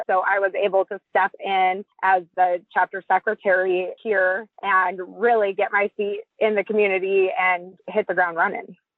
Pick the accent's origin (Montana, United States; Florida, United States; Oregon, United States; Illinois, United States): Montana, United States; Billings; I grew up in Billings, Montana. We're both Montana natives